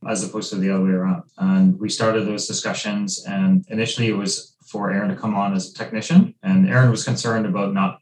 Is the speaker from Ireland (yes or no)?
yes; Ireland; moved away as an adult; now in Vancouver, Canada; So I was born in Ireland, grew up there, and moved here as an adult